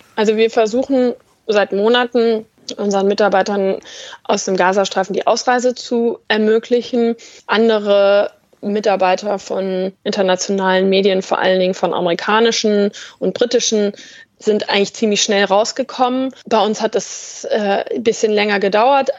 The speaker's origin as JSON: {"language": "German", "country": "Germany", "moved": "as an adult", "lives_now": "Tel Aviv, Israel", "said": "wenn ich als Deutsche im Westjordanland unterwegs bin"}